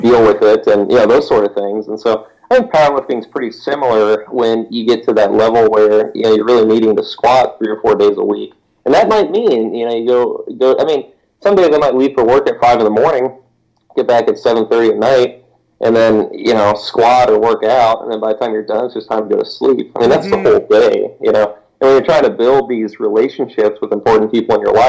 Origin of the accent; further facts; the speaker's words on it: Missouri, United States; moved away as an adult; also born or lived in Nebraska; now in Wisconsin, United States; I'm from Missouri, and back in Missouri, I mean, all my friends knew me as this guy that, did a lot of sports